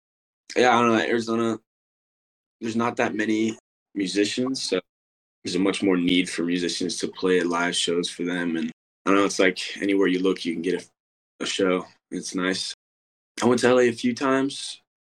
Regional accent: Brussels, Belgium; also born or lived in Scottsdale; Yeah, so I was born in Scottsdale, but then we moved to Brussels, Belgium for 9 years for my dad's work.

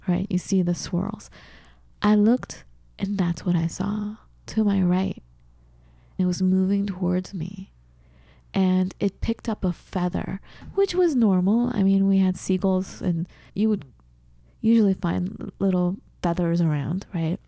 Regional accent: Southern California, United States; moved away as an adult; also born or lived in Seattle / Wisconsin; I'm from Southern California

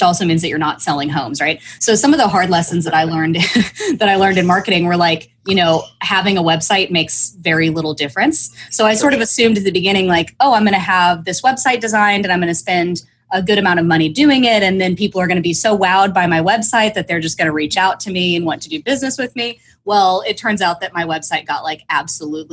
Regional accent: Oklahoma, United States; also born or lived in Northeast (Villanova); now in Austin, United States; I was born in Oklahoma

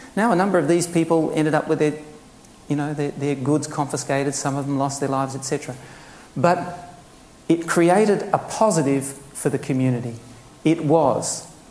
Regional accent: Queensland, Australia; being a Queenslander

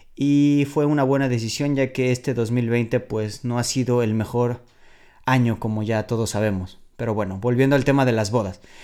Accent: Mexico City, Mexico; moved away as an adult; now in Warsaw, Poland; yo vengo de la Ciudad de México, me mudé a Varsovia hace seis años por mi novia polaca

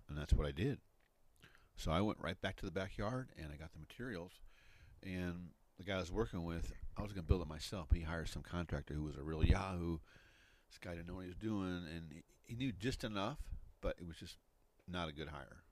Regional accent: Midwest, United States; moved away; also born or lived in Grand Canyon, Arizona; I grew up in the Midwest

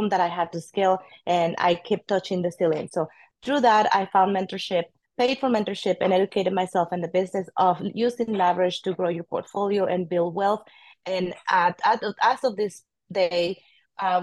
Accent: Mexico; English is a second language; moved away as an adult; now in Austin, United States; I am an immigrant from Mexico. Came at the age of 23 to Austin, Texas.

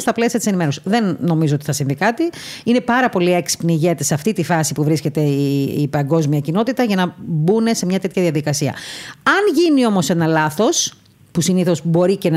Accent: Heraklion, Crete, Greece; είμαι και από το Ηράκλειο

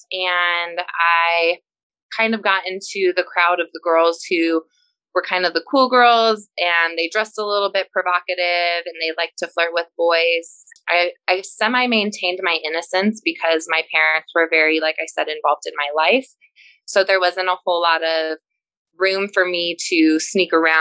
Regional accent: Colorado, United States; growing up in Colorado was really great

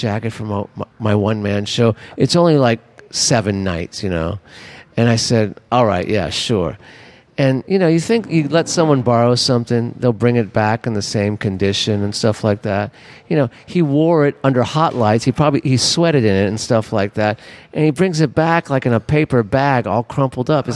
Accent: Los Angeles, California, United States; now in New Orleans, United States; I'm from Los Angeles

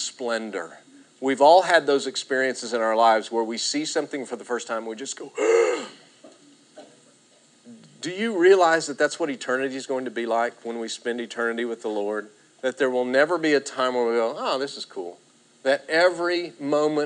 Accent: Texas, United States; now in Oklahoma, United States; we're from Texas and now we're living in Oklahoma

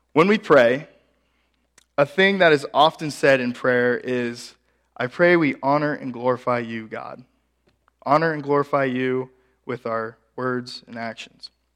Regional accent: Ashland, Nebraska, United States; my hometown of Ashland, Nebraska

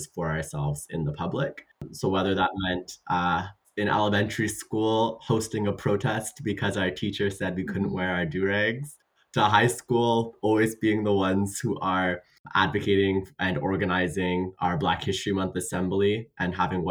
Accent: Ottawa, Ontario, Canada; me and Tayyip were born in Ottawa

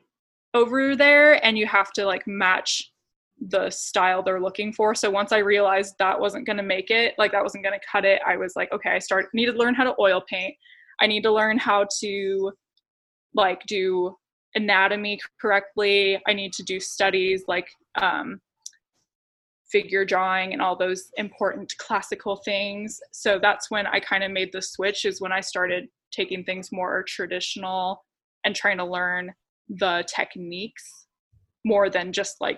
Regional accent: Clovis, United States; I grew up in Clovis

